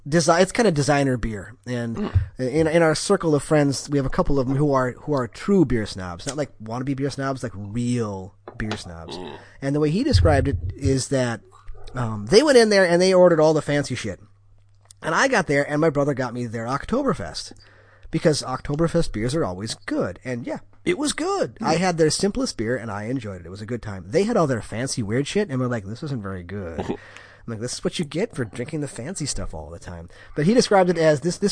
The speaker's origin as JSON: {"language": "English", "region": "Wisconsin", "country": "United States", "said": "I'm from Wisconsin."}